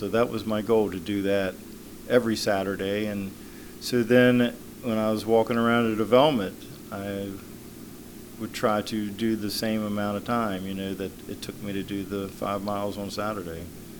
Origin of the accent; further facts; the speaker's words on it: Charlestown, Massachusetts, United States; I'm 62 years old. I was born and raised in Charlestown, lived on both coasts, worked construction most of my whole life